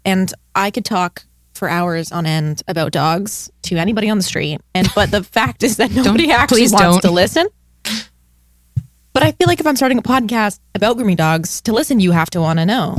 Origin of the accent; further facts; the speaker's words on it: Canada; We're from Canada.